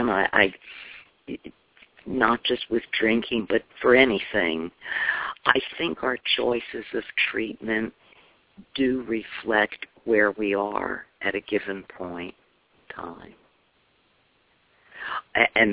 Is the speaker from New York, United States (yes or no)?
no; Chicago, Illinois, United States; moved away as an adult; now in Tampa, United States; I'm from Chicago